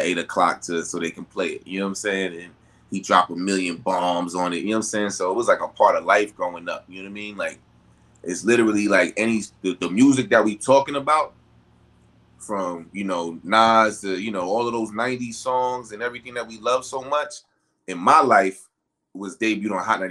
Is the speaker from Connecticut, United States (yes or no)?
no; New York City, New York, United States; I'm from Brooklyn